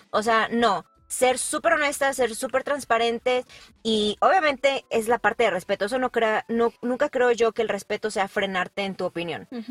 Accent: Guadalajara, Jalisco, Mexico; now in San Luis Potosí, Mexico; yo soy originaria de Guadalajara, Jalisco, pero yo ya llevo muchos años en San Luis Potosí

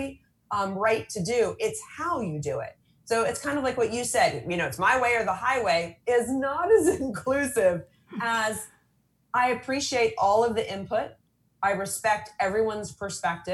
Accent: San Diego, California, United States; I'm from San Diego

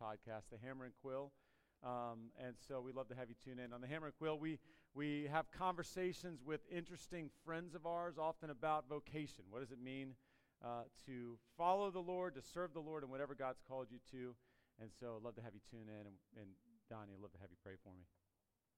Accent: Washington, District of Columbia, United States; now in Radford, United States; I grew up in the D.C. area, but I have called Radford home for long enough that that's where I'm from. I'm from Radford

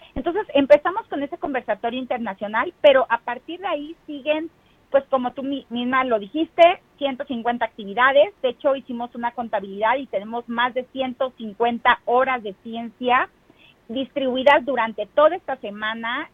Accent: Huasteca Potosina, San Luis Potosí, Mexico; also born or lived in Ciudad Valles; now in Mexico City, Mexico; todos mis huastecos potosinos que tanto amo mi tierra

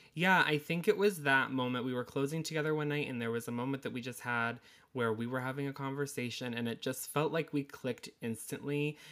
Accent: Connecticut, United States; now in Massachusetts, United States; I am from Connecticut, but currently reside in Massachusetts

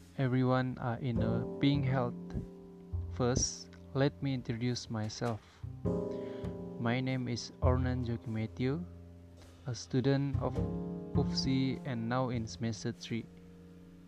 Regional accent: Sabah, Malaysia; moved away as an adult; also born or lived in Tanjung Malim, Perak; my hometown at Sabah

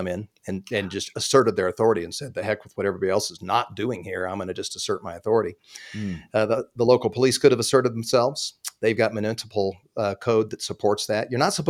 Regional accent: Pasadena, California, United States; born there; I mean, I was born in Pasadena. I always had a nostalgia for Southern California.

